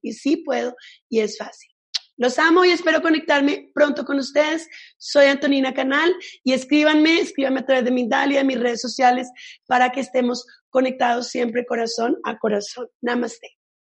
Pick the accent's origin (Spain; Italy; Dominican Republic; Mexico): Italy; yo soy italiana